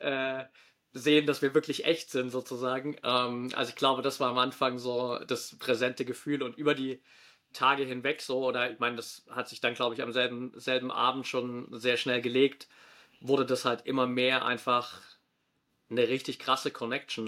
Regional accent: near Dresden, Saxony, Germany; moved away as an adult; also born or lived in Australia; now in Valencia, Spain; komme ursprünglich aus der Nähe von Dresden

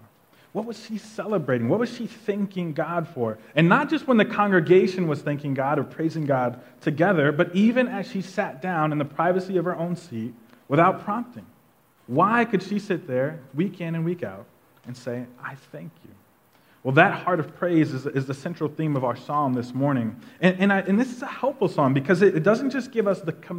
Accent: Tulsa, Oklahoma, United States; moved away; we're all from Tulsa, Oklahoma, and we actually grew up in a pretty traditional Black Baptist church on the north side of Tulsa.

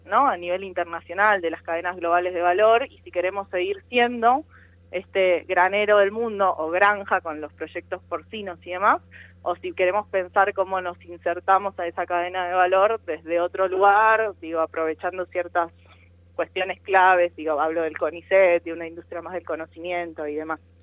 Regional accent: Argentina; somos un país latinoamericano

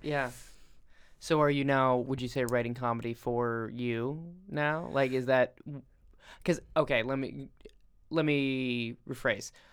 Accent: Rochester, Minnesota, United States; now in New York, United States; Rochester, Minnesota

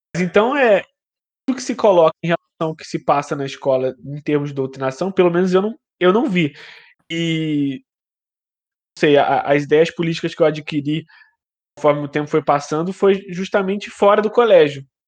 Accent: Teresópolis, Rio de Janeiro, Brazil; Eu também sou de Teresópolis

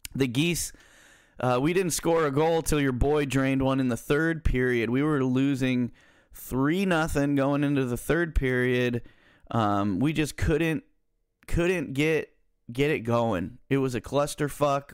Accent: Central Valley, California, United States; I'm I'm from Central Valley, California, where the main teams are the Niners and the Raiders.

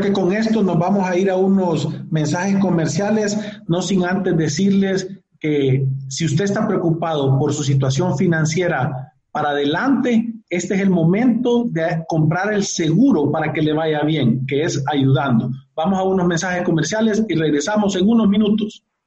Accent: El Salvador; Nosotros como salvadoreños

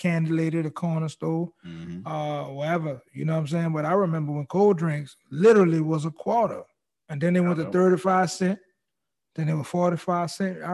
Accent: Harvey, Louisiana, United States; Woodmere, shout out to everybody in Woodmere

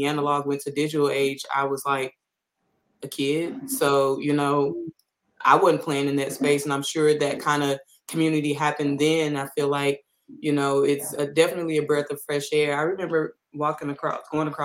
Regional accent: St. Louis, Missouri, United States; I'm from St. Louis

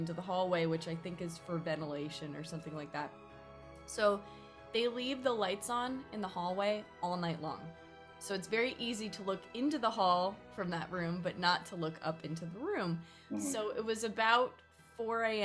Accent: Northern California, United States; moved away as an adult; I moved here from Southern California most recently, but I'm from Northern California.

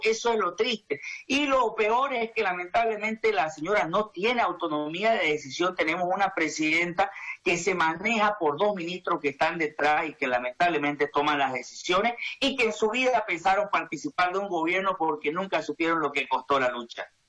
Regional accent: Bolivia; nuestro país

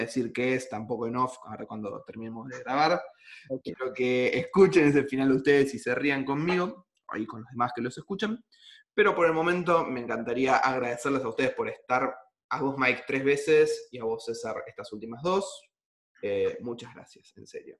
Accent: Argentina; soy argentino

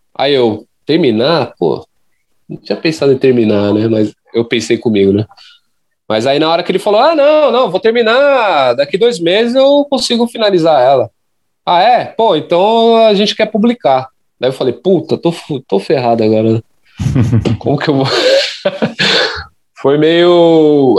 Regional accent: São Paulo, Brazil; eu sou da, da zona leste de São Paulo

